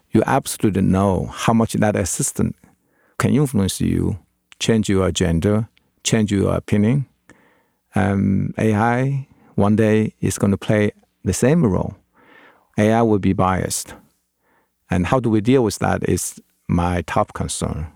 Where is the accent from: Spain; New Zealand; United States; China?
China; English is a second language; moved away as an adult; also born or lived in Edinburgh, Scotland; I learned English, mostly American English. in China. It wasn't that good because it wasn't my native language